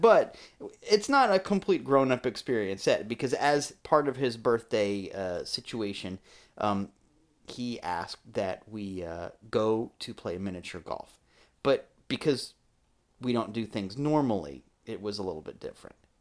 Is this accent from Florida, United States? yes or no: yes; Florida, United States; growing up in Florida